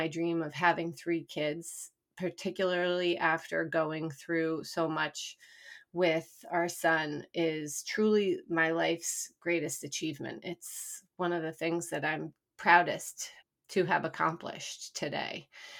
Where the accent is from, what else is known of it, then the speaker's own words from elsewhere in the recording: Massachusetts, United States; now in New York, United States; I'm from Massachusetts originally.